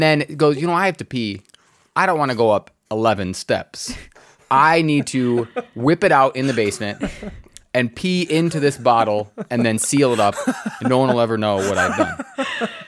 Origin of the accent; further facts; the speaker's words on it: Redford, Michigan, United States; my house growing up in Redford